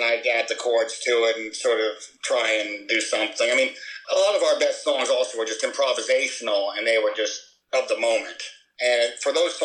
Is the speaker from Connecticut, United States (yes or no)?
no; Chicago, Illinois, United States; I love being a Chicagoan. I love being a Midwesterner.